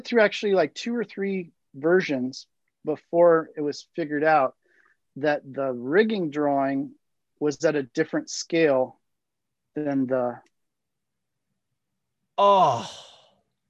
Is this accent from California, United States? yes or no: yes; Southern California, United States; Growing up in Southern California